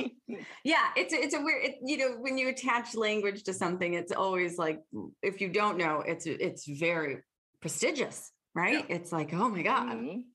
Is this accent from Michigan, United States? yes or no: yes; Detroit, Michigan, United States; accent: Detroit; I'm from Detroit. We have a weird accent.